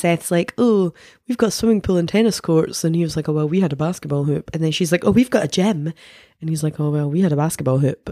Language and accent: English; Denny, Scotland, United Kingdom; I'm from Denny